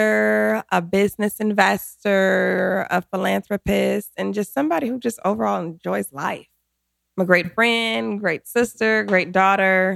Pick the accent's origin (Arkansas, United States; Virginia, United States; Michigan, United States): Michigan, United States; Detroit; moved away as an adult; also born or lived in Los Angeles; I'm from Detroit, Michigan